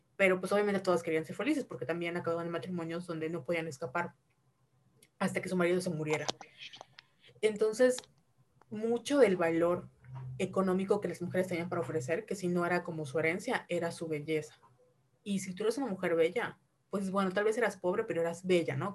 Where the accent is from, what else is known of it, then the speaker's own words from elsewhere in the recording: Mexico; crecimos de alguna u en México, una sociedad reprimida